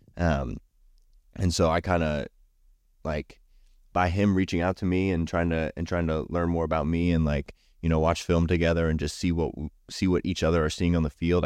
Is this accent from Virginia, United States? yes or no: yes; Berryville, Virginia, United States; I was born in Southern Virginia, and I grew up in Berryville, Virginia, which is up north, uh, closer to D C here